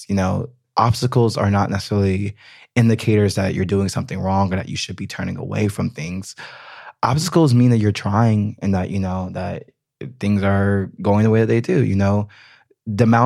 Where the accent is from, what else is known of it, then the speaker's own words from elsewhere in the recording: United States; moved away as an adult; now in Berlin, Germany; I'm I'm American. You know, like at the end of the day, it's I, an identity. Yeah, thing. it is. I mean, my family lives in America. Like, I want to always be able to go back to America. You know, one day I will probably live in America again.